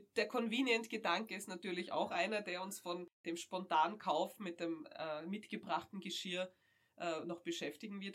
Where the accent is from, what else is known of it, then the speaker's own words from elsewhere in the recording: Austria; bei uns in Österreich